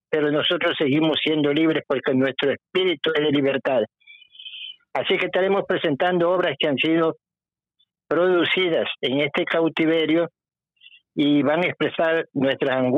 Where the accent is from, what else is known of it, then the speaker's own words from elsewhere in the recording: Guayaquil, Guayas, Ecuador; also born or lived in Ambato; soy nacido en Ambato, pero soy guayaquileño de cepa.